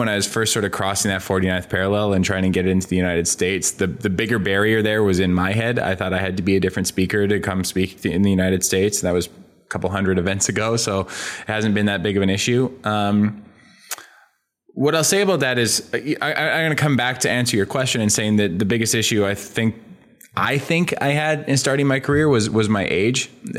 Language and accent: English; Canada; You know, I'm from a small town in interior Canada. We had 20,000 people